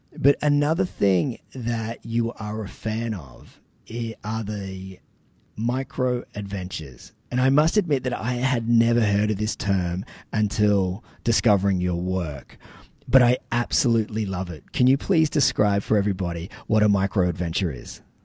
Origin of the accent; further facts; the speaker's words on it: Sydney, New South Wales, Australia; moved away; I'm originally from Sydney